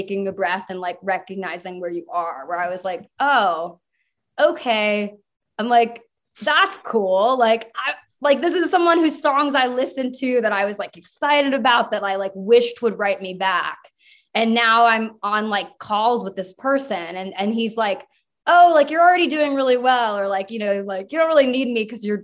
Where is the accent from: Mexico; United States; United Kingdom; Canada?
United States; San Diego, California; I grew up in San Diego